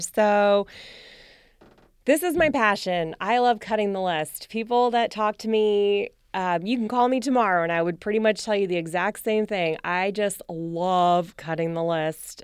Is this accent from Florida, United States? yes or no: no; New Jersey, United States; moved away; also born or lived in Rhode Island; I'm from New Jersey and we have big three hundred person weddings